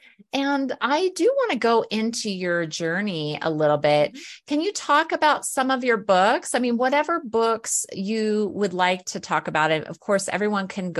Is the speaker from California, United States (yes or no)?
no; Alaska, United States; now in Colorado, United States; I grew up in Alaska. And I live in Colorado now.